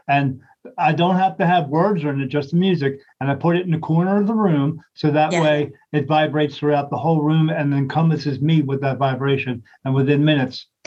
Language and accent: English; National Park, New Jersey, United States; moved away as an adult; also born or lived in Delaware; I was born and raised in New Jersey, Southern Jersey